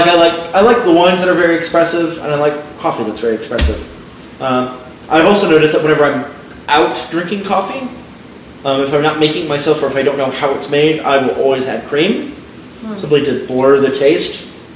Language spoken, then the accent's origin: English; Peoria, Arizona, United States; also born or lived in Flagstaff, Arizona; I was born and raised in Peoria.